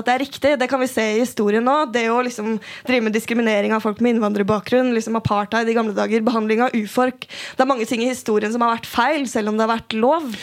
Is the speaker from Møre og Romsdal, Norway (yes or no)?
no; Oslo, Norway; Jeg er fra Tøyen, og jeg har vokst opp med folk som har brukt hijab så lenge jeg har gått på skolen.